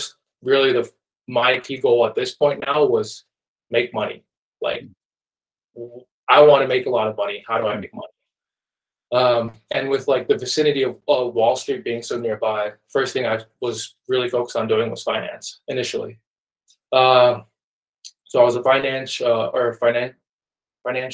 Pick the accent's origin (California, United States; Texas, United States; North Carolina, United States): North Carolina, United States; Wake Forest; also born or lived in Nairobi, Kenya; I was born in Kenya, Nairobi, Kenya. I grew up there until I was about 8. And in 2003, my dad brought the whole family to America, to North Carolina